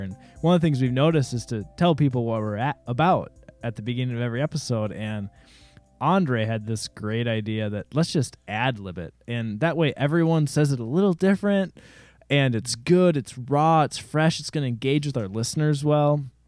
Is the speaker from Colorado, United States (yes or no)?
no; Jordan, Minnesota, United States; I'm from Jordan, Minnesota, which is even smaller than Rosemount, Minnesota.